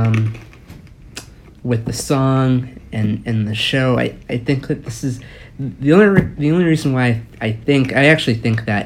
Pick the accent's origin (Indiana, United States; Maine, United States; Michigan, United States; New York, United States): Maine, United States; I grew up in Maine, so you travel by car everywhere for seemingly miles and miles